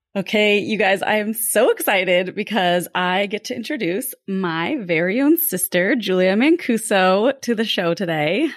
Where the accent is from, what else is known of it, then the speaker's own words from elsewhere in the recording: Lake Tahoe, California, United States; We grew up in Lake Tahoe, California